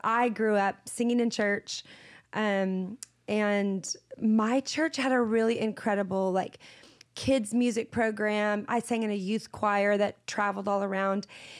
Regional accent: Seattle, Washington, United States; I grew up in Seattle, which is not exactly the hotbed of Christian anything, but there are Christians there and incredible churches there. And I was raised in the church. So I was raised in a musical family.

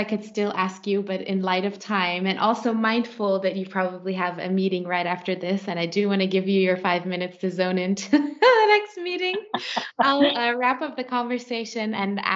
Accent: Switzerland; I was born by default in Switzerland and not in Kenya

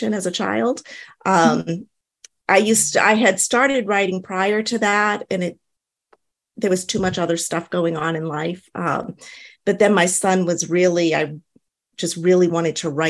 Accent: New Hampshire, United States; moved away as an adult; now in Tennessee, United States; I am originally from New Hampshire. I've been living in Tennessee for about 8 years now.

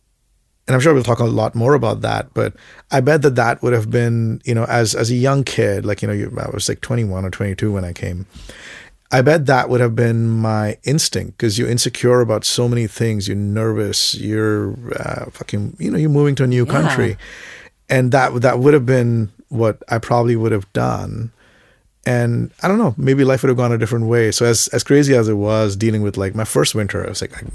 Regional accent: Mumbai, Maharashtra, India; moved away as an adult; also born or lived in Sudbury, Canada / Toronto, Canada; now in Canada; I grew up in Bombay

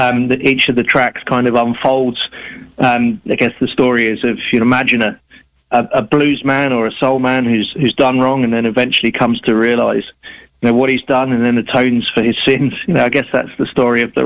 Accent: London, United Kingdom; I was born in London. I live in London now.

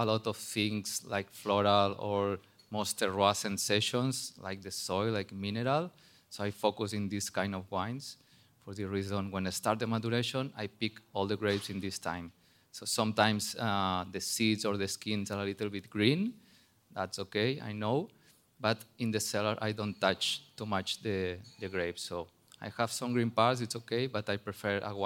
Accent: Barcelona, Catalonia, Spain; English is a second language; moved away as an adult; now in Bierzo, Spain; I'm originally from Barcelona, but I work in New Zealand, France, California

